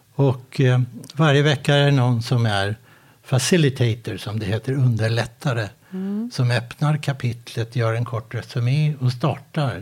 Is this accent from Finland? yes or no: no; Sweden; also born or lived in Båstad; now in Halmstad, Sweden; jag är från Sverige